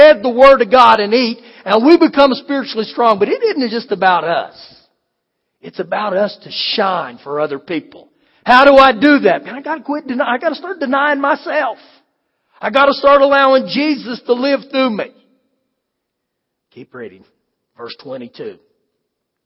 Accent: United States

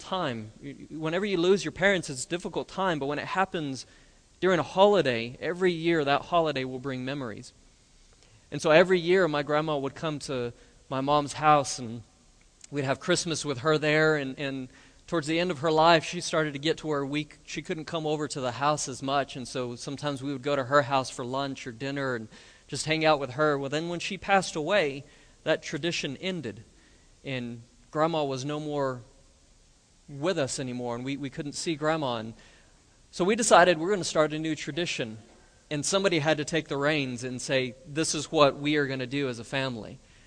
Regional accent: Roswell, New Mexico, United States; now in Lubbock, United States; go home to my hometown in Roswell

